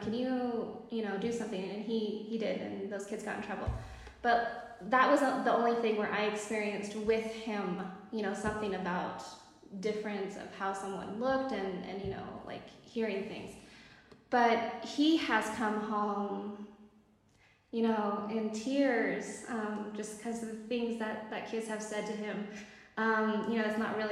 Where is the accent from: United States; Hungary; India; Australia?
United States; moved away as an adult; now in Morocco; we are American